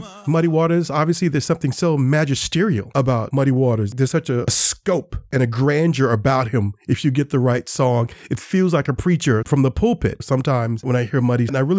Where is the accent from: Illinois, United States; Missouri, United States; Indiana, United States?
Indiana, United States; Gary; I grew up with the blues. Gary, Indiana is my hometown.